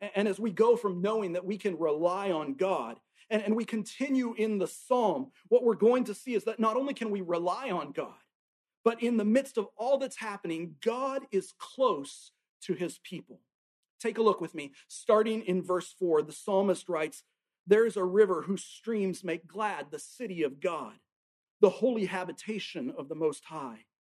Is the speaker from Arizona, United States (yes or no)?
no; Tacoma, Washington, United States; now in Alabama, United States; I grew up up in Tacoma, Washington, and up in Washington state, we have mountains